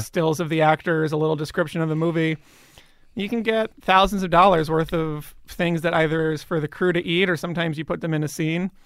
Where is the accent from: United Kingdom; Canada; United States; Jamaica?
United States; Bryn Mawr, Pennsylvania; moved away; in Bryn Mawr, outside of Philadelphia